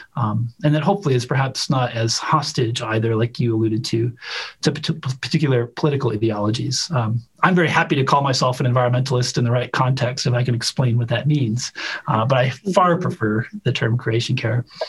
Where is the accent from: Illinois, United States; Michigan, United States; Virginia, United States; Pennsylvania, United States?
Illinois, United States; Chicago; moved away as an adult; also born or lived in Utah; since I was a kid growing up in Chicago